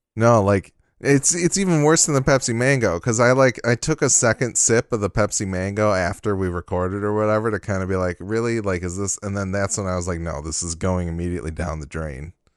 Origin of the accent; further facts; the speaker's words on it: Michigan, United States; I'm from Michigan